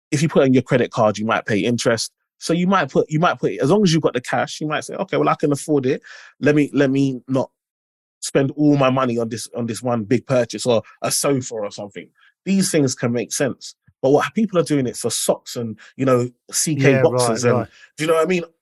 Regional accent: London, United Kingdom; I'm the first in my family to be born in the UK. And then I grew up in Limehouse.

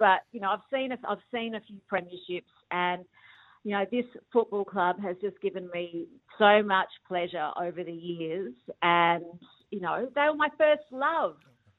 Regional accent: Adelaide, South Australia, Australia; now in Melbourne, Australia; Because our first family home was in Hectorville.

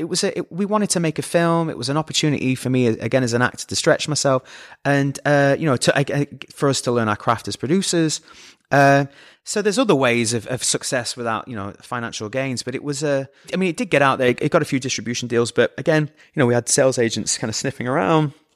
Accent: Scunthorpe, Yorkshire and the Humber, United Kingdom; moved away; I'm from Scunthorpe

